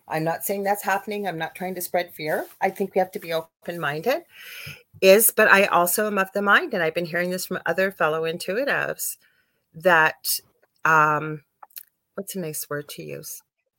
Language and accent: English; Canada; I'm from Canada